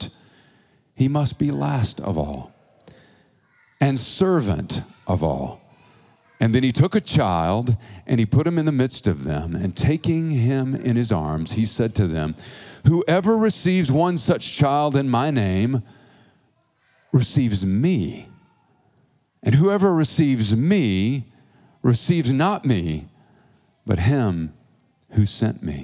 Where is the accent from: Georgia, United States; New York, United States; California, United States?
Georgia, United States; also born or lived in Oklahoma; now in Tulsa, United States; I'm from Georgia, from the South, and currently in Oklahoma.